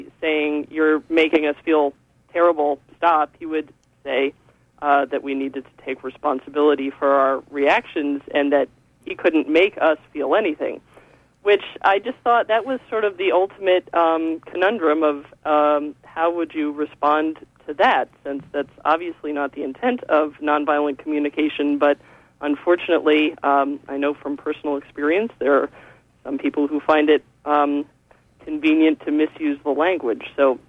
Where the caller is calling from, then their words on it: Gouldsboro, United States; I'm calling from Gouldsboro.